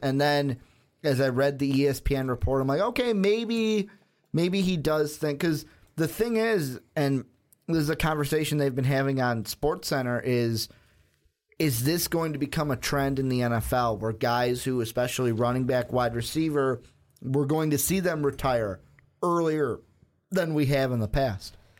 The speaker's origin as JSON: {"language": "English", "town": "Chicago", "region": "Illinois", "country": "United States", "tie": "born or raised there", "said": "I grew up in Chicago"}